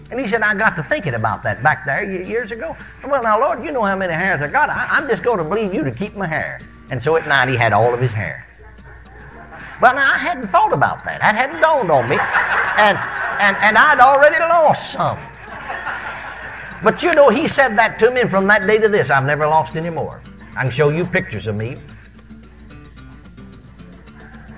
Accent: McKinney, Texas, United States; moved away; my hometown of McKinney, Texas

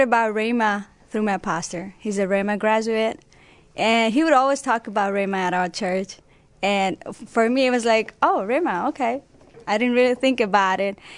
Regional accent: Nepal; English is a second language; now in United States; I was born in Nepal. I had an opportunity to come to United States back in 2012 with my family

